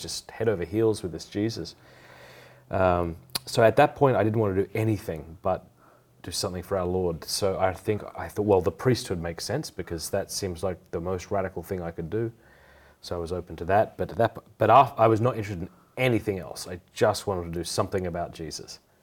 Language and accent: English; Port Pirie, South Australia, Australia; also born or lived in Sydney; I was raised in Port Pirie, South Australia